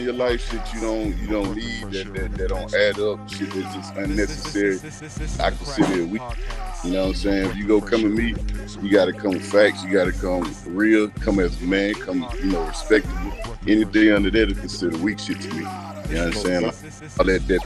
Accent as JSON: {"language": "English", "town": "Beaumont", "region": "Texas", "country": "United States", "tie": "born or raised there", "also_born_or_lived": "Houston, Texas", "said": "I was born in Houston, but I was raised in Beaumont"}